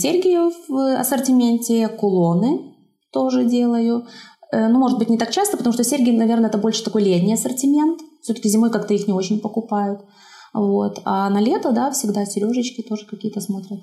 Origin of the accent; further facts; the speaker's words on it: Zhabinka, Brest Region, Belarus; я родилась в Жабинке, закончила там школу